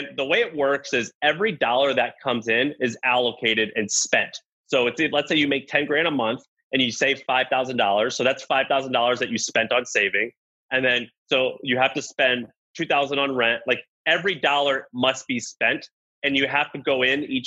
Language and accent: English; the South, United States; I'm from the South.